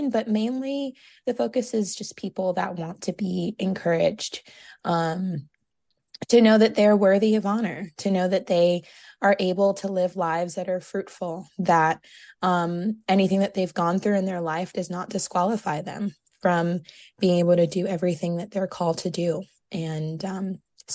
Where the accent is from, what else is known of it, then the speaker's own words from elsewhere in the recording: New York, United States; moved away as an adult; now in South Carolina, United States; I'm originally from New York